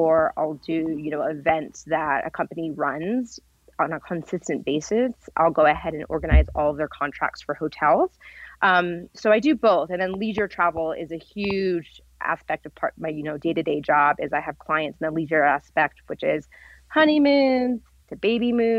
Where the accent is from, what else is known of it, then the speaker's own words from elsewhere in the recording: Rhode Island, United States; also born or lived in Vermont / California; now in Las Vegas, United States; I'm actually from New England. I'm from Rhode Island and grew up skiing in Vermont.